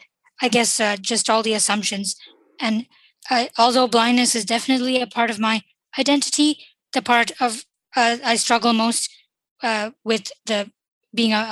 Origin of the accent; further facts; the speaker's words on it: Qatar; born there; my parents lived in Qatar uh, when, uh, and I was born there, and we immigrated from there here.